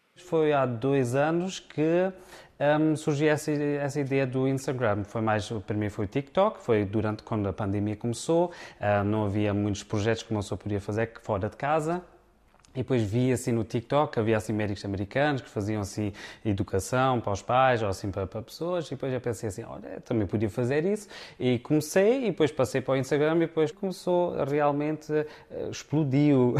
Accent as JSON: {"language": "Portuguese", "town": "Frankfurt", "region": "Hesse", "country": "Germany", "tie": "born or raised there", "also_born_or_lived": "Beja, Portugal", "accent": "Alentejan", "said": "nasci cá na Alemanha, em Frankfurt."}